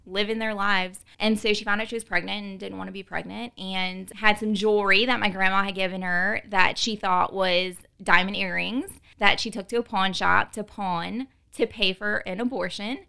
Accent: New Orleans, Louisiana, United States; I was born and raised in New Orleans

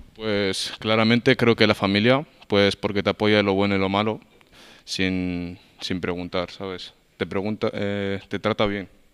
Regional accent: Murcia, Region of Murcia, Spain; nací en Murcia, eh, España, de padres marroquíes

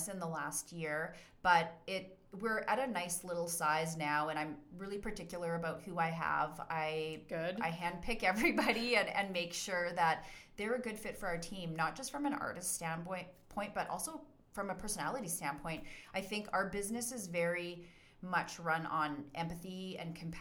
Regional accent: Calgary, Alberta, Canada; also born or lived in Bearspaw / Cochrane; So I'm a native Calgarian, born and raised in Calgary

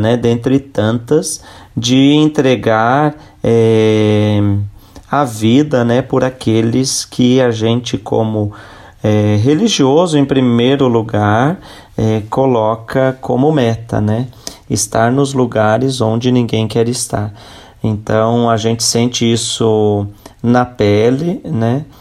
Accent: Lages, Santa Catarina, Brazil; now in São Paulo, Brazil; sou natural de Santa Catarina, da cidade de Lages, e moro em São Paulo

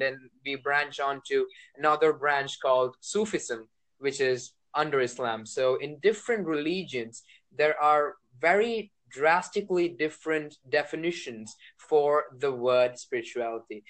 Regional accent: India; I'm from India

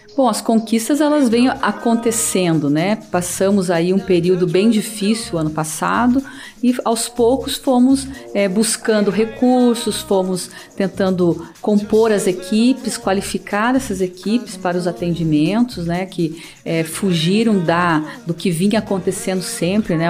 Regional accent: União da Vitória, Paraná, Brazil; eu nasci em União da Vitória, né, no sul do estado do Paraná

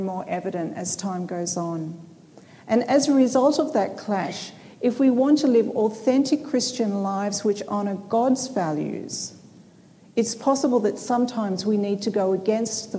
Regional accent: Sydney, New South Wales, Australia; I come from Sydney, Australia

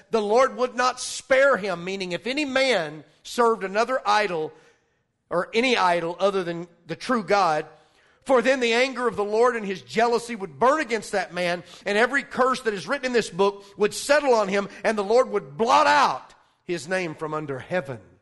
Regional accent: Arkansas, United States; I'm from Arkansas

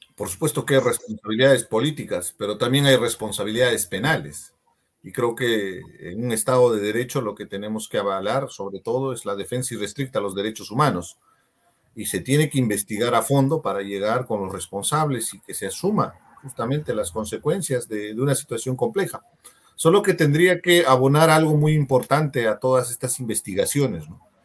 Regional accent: Peru; somos peruanos

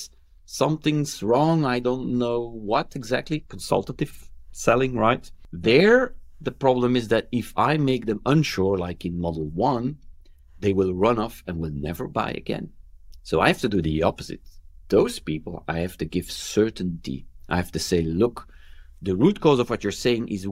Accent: Belgium; I'm from Belgium

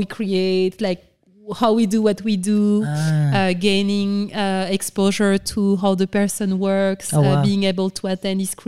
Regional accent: Senegal; moved away as an adult; also born or lived in France / London / New York; And I grew up in Senegal

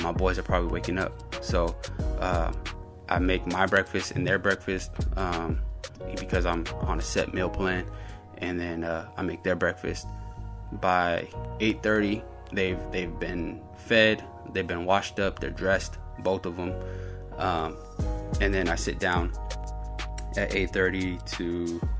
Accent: the Bay Area, California, United States; we're from the Bay.

